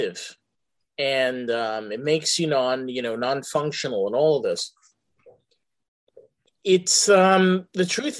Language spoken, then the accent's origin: English; New York, United States; accent: New York; my New York accent